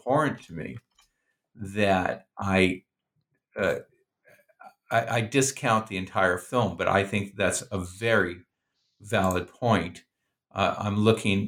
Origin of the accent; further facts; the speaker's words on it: Oregon, United States; I'm from Oregon